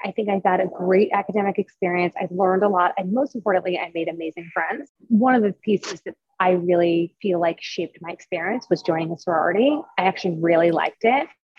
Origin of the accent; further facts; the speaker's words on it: Long Island, New York, United States; also born or lived in Springfield, Illinois; I grew up in the suburbs of New York and Long Island, from between Manhattan and Long Island, my whole life, pretty much.